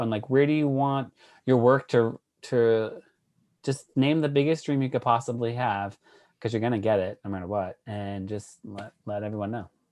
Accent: Worcester, Massachusetts, United States; moved away as an adult; also born or lived in New York City; I'm from Worcester. I was born and raised, and I left at eighteen, and I haven't been back

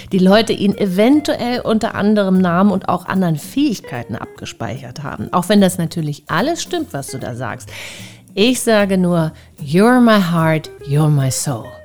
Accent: Hamburg, Germany; Nee, ich komme eigentlich aus Hamburg.

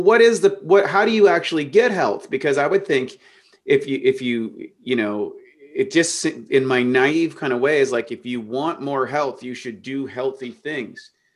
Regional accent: Canada; life was relatively normal kid growing up in Canada till I was fifteen

